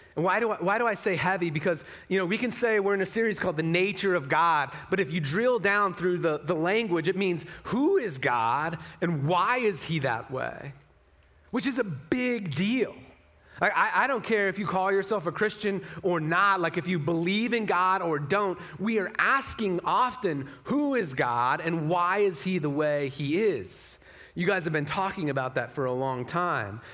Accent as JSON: {"language": "English", "region": "Utah", "country": "United States", "also_born_or_lived": "Las Vegas, Nevada", "moved": "yes", "said": "So I'm from Utah as well, like six generations, you know, like family pushed handcarts to get here kind of from Utah"}